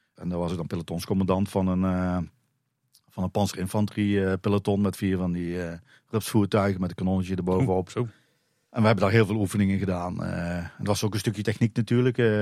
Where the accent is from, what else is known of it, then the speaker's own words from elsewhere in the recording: Drunen, North Brabant, Netherlands; now in Dronten, Netherlands; kom zelf uit Drunen, dus ik kom uit Brabant